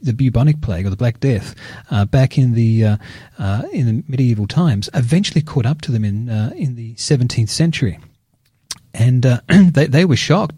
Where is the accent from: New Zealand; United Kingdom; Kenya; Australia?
Australia; Geelong, Victoria; my hometown of Geelong